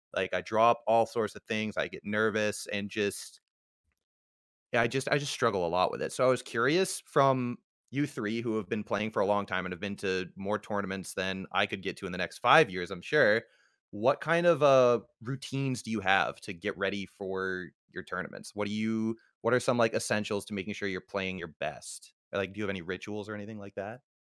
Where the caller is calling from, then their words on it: Maine, United States; I'm calling in from Maine